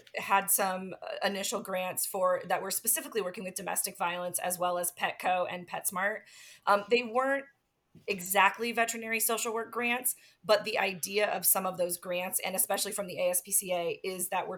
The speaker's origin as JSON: {"language": "English", "region": "Midwest", "country": "United States", "said": "I'm from the Midwest"}